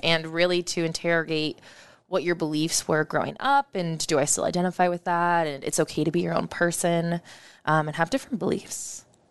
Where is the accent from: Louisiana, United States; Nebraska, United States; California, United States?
Nebraska, United States; Omaha; I grew up in West Omaha